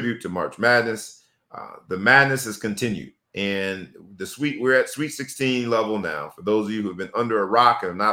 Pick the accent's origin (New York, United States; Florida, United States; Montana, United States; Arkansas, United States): Florida, United States; South; Growing up in South Florida